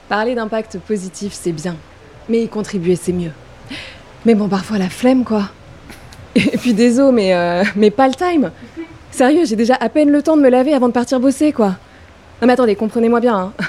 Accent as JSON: {"language": "French", "town": "Paris", "region": "Île-de-France", "country": "France", "tie": "born or raised there", "said": "j'ai grandi à Paris, downtown"}